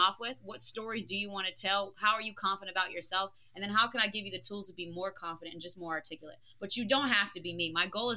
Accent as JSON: {"language": "English", "region": "New Jersey", "country": "United States", "said": "I come from South Jersey"}